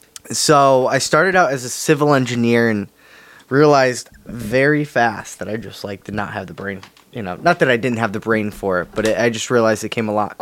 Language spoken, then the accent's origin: English; Berlin, Connecticut, United States; I'm originally from Berlin, Connecticut. Still live in Berlin, Connecticut.